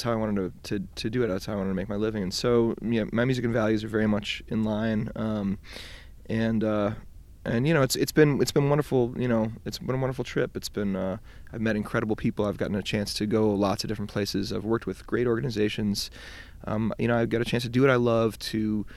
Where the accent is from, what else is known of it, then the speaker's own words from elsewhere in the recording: Detroit, Michigan, United States; I grew up in Detroit